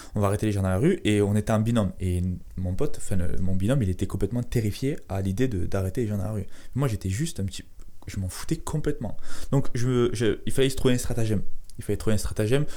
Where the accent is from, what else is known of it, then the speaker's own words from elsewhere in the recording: Carcassonne, Occitania, France; je viens de Carcassonne